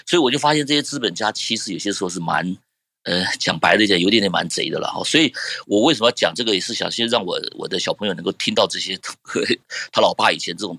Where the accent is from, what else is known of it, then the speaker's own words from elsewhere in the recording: China; 我就发现我们中国人过得好苦。